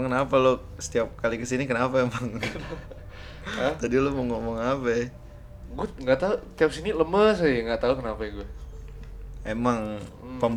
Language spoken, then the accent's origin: Indonesian; Banyuwangi, East Java, Indonesia; now in Denpasar, Indonesia; saya langsung bilang iya untuk siap dipindahkan karena uh, sangat dekat dengan tempat asal saya yaitu Banyuwangi.